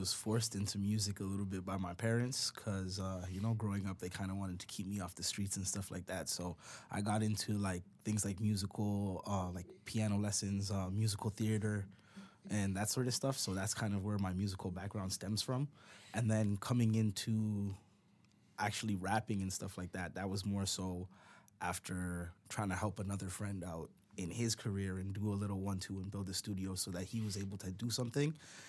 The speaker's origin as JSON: {"language": "English", "town": "Brampton", "region": "Ontario", "country": "Canada", "tie": "born or raised there", "said": "growing up in Brampton, there was definitely a lot of influence around the music scene."}